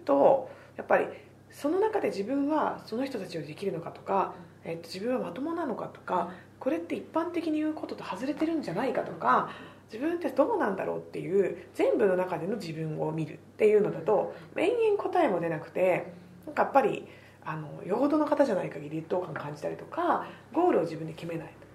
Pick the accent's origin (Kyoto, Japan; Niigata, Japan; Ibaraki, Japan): Niigata, Japan; now in Tokyo, Japan; 私は江戸っ子じゃなくて新潟県の田舎から 出てきてる